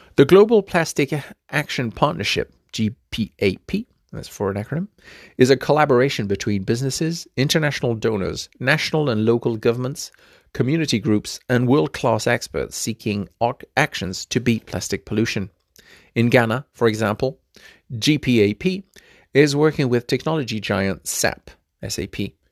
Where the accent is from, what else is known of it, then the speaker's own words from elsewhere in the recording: Fiji; my home country of Fiji